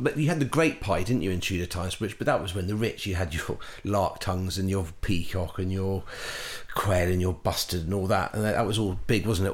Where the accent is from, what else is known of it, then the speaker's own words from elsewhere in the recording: Chippenham, South West England, United Kingdom; I grew up in Wiltshire Chippenham just outside Chippenham